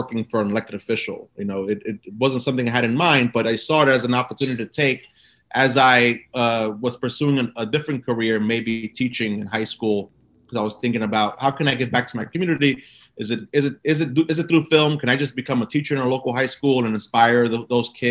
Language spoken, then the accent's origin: English; New York City, New York, United States; So I grew up in Brooklyn and I grew up in a community called East New York.